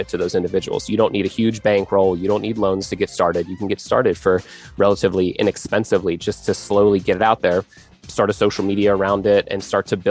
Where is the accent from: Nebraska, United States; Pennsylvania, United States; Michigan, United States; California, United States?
Pennsylvania, United States; I am from Pennsylvania